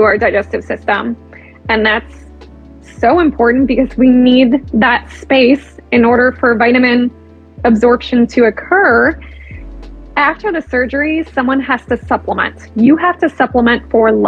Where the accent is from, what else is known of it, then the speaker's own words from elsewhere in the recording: Cleveland, Ohio, United States; I'm originally from Cleveland, Akron isn't too far from me